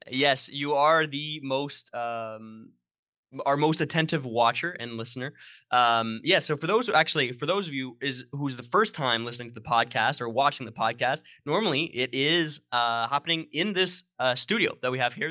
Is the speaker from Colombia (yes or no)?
no; Sudbury, Ontario, Canada; moved away; my hometown, uh, Sudbury, Ontario